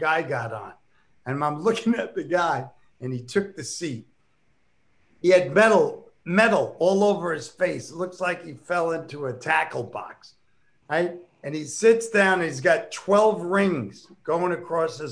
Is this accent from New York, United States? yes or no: yes; New York, United States; moved away as an adult; now in California, United States; growing up in New York